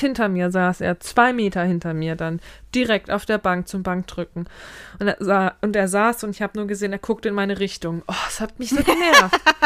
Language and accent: German; Mainz, Rhineland-Palatinate, Germany; also born or lived in Harburg, Hamburg; now in Hamburg, Germany; als gebürtige Mainzerin